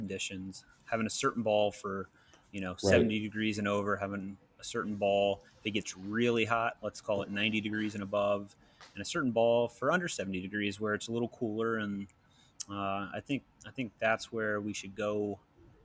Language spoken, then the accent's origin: English; Georgia outside of Atlanta, United States; growing up in Georgia outside of Atlanta